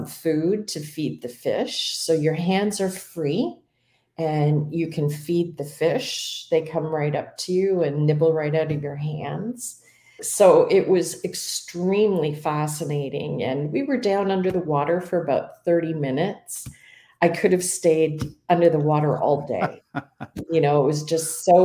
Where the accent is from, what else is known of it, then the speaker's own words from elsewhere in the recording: Canada; As a Canadian